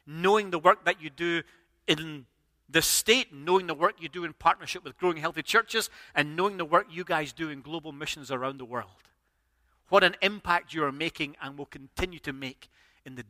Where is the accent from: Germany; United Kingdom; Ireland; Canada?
United Kingdom